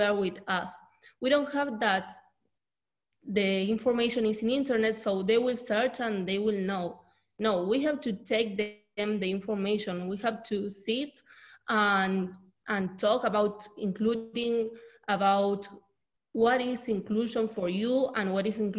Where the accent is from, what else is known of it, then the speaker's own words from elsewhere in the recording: Argentina; I'm from Argentina